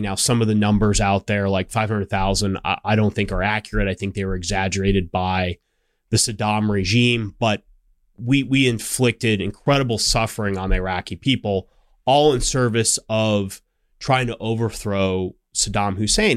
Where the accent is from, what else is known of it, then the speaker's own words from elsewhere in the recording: Scottsdale, Arizona, United States; I grew up in Scottsdale, Arizona, which is a suburb of Phoenix.